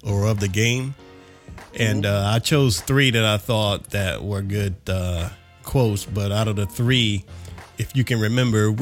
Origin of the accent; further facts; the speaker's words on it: South Carolina, United States; I was born and raised in South Carolina